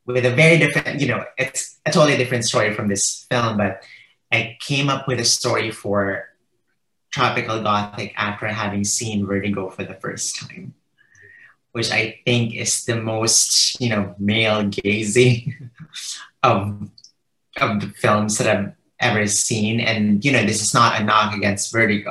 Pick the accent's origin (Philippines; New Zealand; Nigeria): Philippines; moved away as an adult; now in United States; the Philippines, which is my home country.